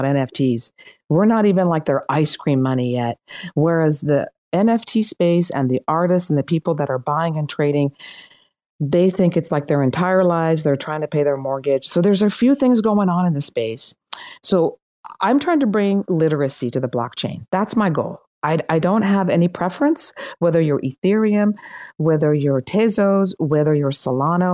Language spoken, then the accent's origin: English; Iran; English is a second language; now in United States; I'm Iranian. I was born in Iran. My family left and came to the United States